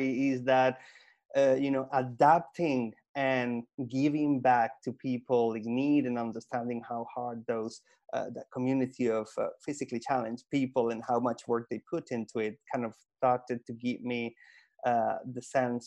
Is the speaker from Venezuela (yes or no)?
yes; Caracas, Capital District, Venezuela; English is a second language; moved away as an adult; also born or lived in Hastings, United Kingdom; now in United Kingdom; I was born in Venezuela in a middle upper class family, and all of that from one day to the next disappeared. I went from living in one of the poshest places in Caracas, Venezuela, to one of the toughest slums in the city